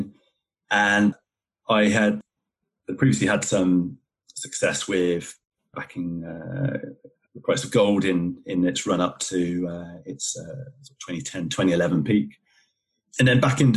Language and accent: English; Somerset, South West England, United Kingdom; now in Worcestershire, United Kingdom; I grew up in Somerset in England